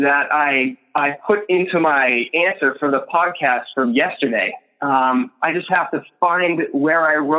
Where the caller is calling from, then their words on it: Michigan, United States; I am calling from Michigan.